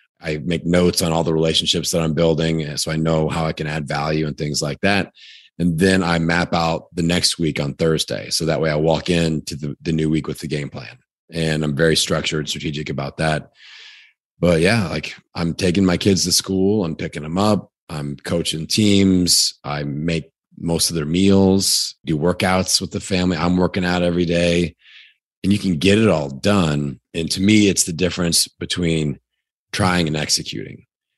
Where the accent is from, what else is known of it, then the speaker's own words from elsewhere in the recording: Indiana, United States; accent: Indiana; So again, Indiana, that's my Indiana accent.